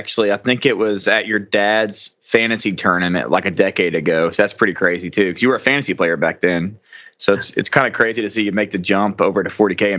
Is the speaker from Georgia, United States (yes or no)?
no; Arkansas, United States; my home state of Arkansas.